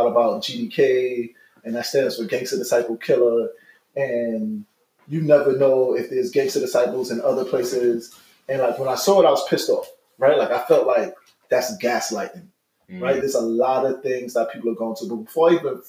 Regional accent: New York City, New York, United States; I'm a Brooklyn boy, born and raised

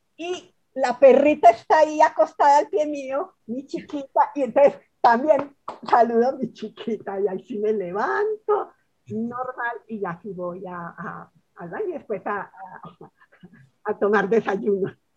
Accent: Colombia; yo sigo en mi país

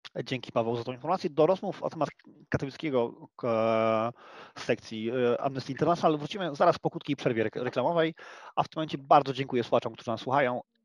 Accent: Silesian Voivodeship, Poland; my Polacy, my Ślązacy

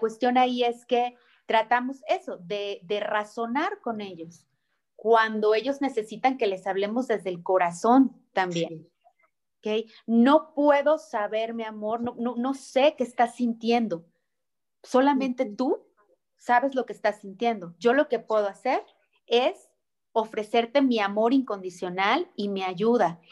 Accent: Mexico; nuestra cultura mexicana

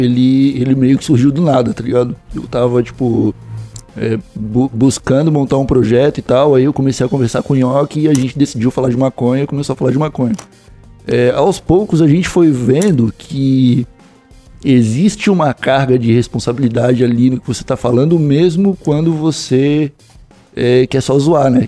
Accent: Santa Catarina, Brazil; sou de Santa Catarina

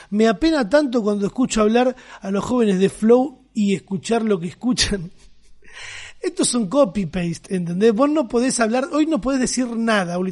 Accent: Argentina; cómo somos los argentinos

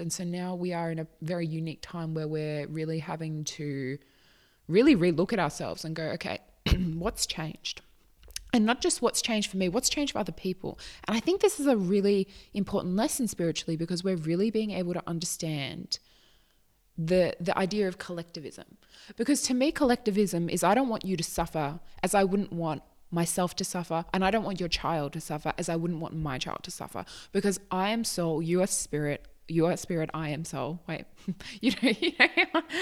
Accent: Australia; I am not American. I am Australian.

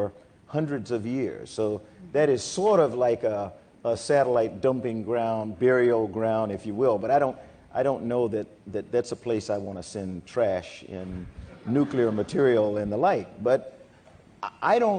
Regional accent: South Carolina, United States; I come from South Carolina

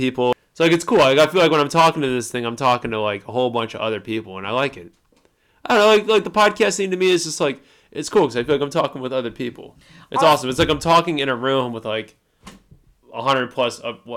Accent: Cleveland, Ohio, United States; we're from Cleveland.

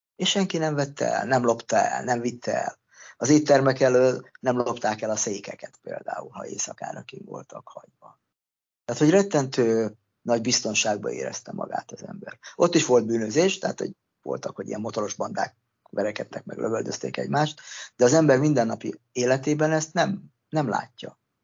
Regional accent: Hungary; moved away as an adult; also born or lived in Australia

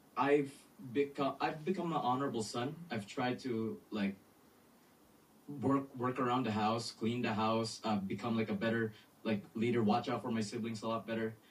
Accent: Philippines; I'm from the Philippines

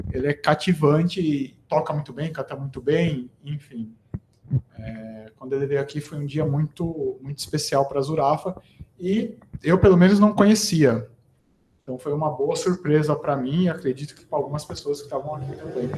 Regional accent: Americana, São Paulo, Brazil; Eu sou de Americana, que é, que é interior

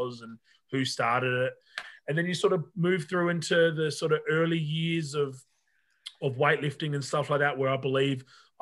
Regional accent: Australia; I'm Australian

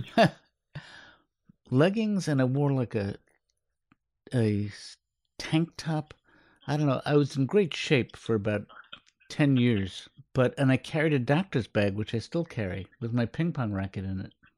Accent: New York City, New York, United States; also born or lived in Manhattan / Queens; I grew up in Sheepshead Bay, New York. Um, moved to, then we, then we moved to Manhattan to Queens. We lived in every borough but Staten Island

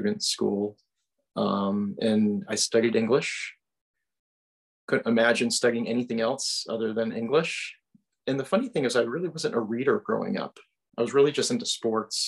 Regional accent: Wethersfield, Connecticut, United States; I am from Central Connecticut, a town called Wethersfield

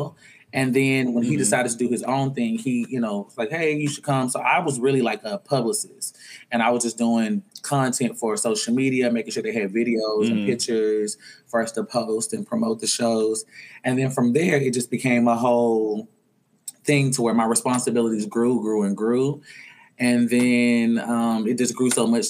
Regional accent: Arkansas, United States; moved away as an adult; now in Atlanta, United States; I'm originally from Arkansas, 29 years old, currently living in Atlanta. Moved here in 2018

